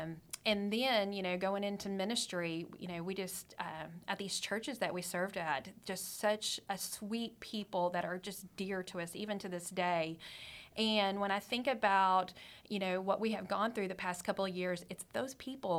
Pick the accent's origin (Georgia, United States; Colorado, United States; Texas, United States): Texas, United States; Amarillo; Okay, you may not know this about me, but I'm a Texas girl.